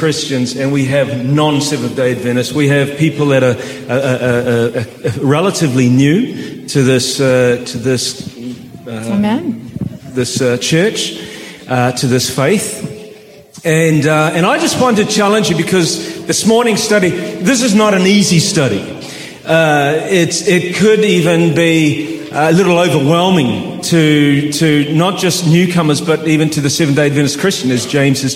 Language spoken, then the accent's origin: English; New Zealand; I'm actually from Kiwiland